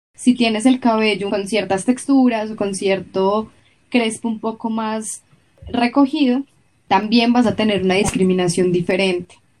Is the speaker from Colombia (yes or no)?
yes; Colombia; en Colombia, aunque hay muchísima comunidad afro